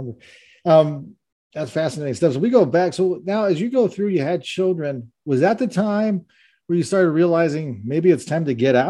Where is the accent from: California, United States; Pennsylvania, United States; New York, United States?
California, United States; Los Angeles; I grew up on Roscoe Boulevard.